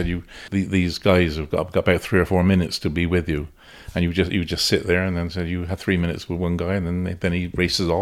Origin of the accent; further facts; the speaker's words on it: West Country, South West England, United Kingdom; accent: West Country; my West Country accent